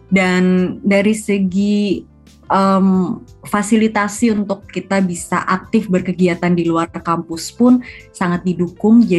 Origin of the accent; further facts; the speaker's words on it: Indonesia; karena emang um, lahir besar di Indonesia dan setiap berkesempatan keluar negeri pun tetap berasa kangennya sama Indonesia